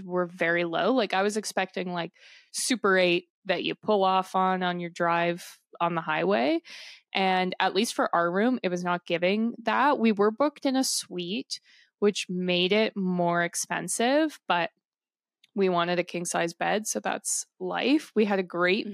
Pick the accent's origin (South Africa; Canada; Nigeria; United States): Canada; we're from Canada